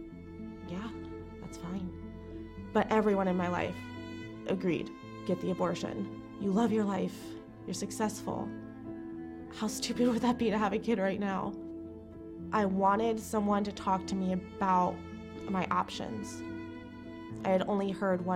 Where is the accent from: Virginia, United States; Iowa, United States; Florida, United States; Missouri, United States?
Florida, United States; Jacksonville; moved away as an adult; now in Chicago, United States; I am from Jacksonville, Florida.